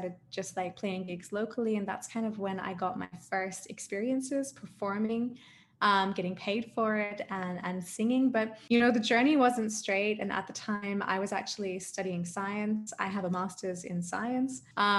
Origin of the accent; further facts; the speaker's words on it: Adelaide, South Australia, Australia; now in Germany; So I'm actually an Australian. I know I don't really sound like an Australian, but I am a blooded Australian. I'm from Adelaide, South Australia.